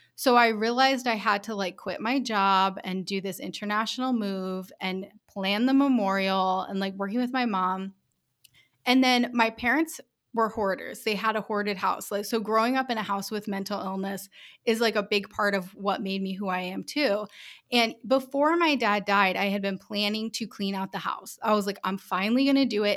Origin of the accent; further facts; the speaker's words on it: Rhode Island, United States; moved away as an adult; also born or lived in Taipei, Taiwan / Colorado; I'm from Rhode Island